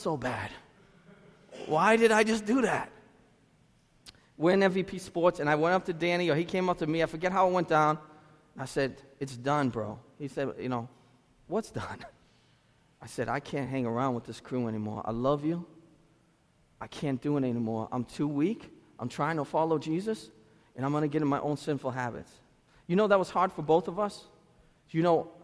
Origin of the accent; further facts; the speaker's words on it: Lynn, Massachusetts, United States; I'm from Lynn